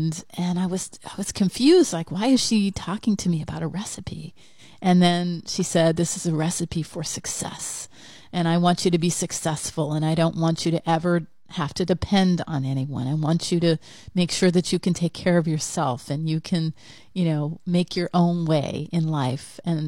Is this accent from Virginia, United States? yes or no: no; Satellite Beach, Florida, United States; I called Satellite Beach really my hometown. That's the place I identified with the most as my hometown, because I lived there for a whopping, 6 years, which was a record.